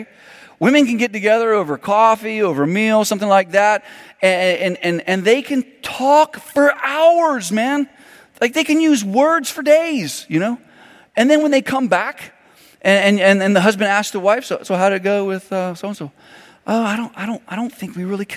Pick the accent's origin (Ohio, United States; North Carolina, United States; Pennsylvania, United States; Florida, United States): Florida, United States; Miami; I grew up in Miami, Florida